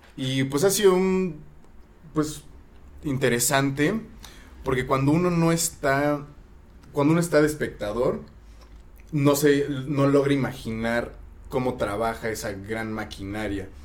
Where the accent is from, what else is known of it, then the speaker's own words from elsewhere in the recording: Mexico; somos mexicanos todos